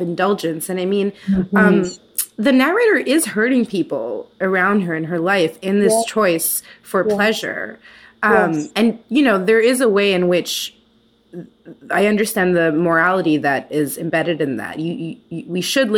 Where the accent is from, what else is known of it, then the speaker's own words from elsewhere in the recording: Canada; as a Canadian